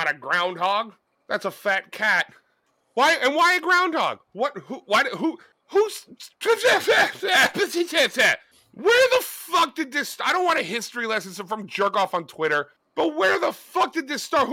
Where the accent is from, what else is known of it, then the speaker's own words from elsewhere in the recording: New Jersey, United States; I'm a white, pasty fuck from Central Jersey